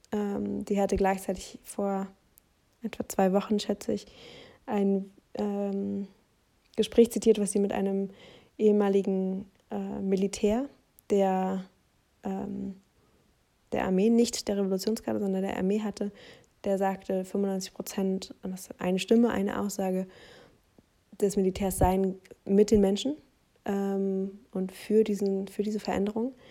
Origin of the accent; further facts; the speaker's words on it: Germany; wenn ich als halt Deutsche teile